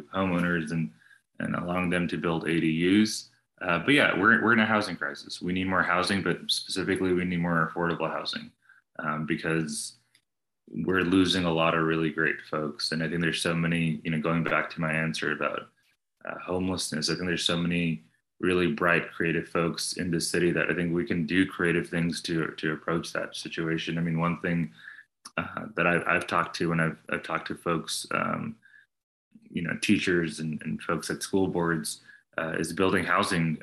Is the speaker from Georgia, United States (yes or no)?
no; New Jersey, United States; also born or lived in New York; now in Austin, United States; I was born in New Jersey.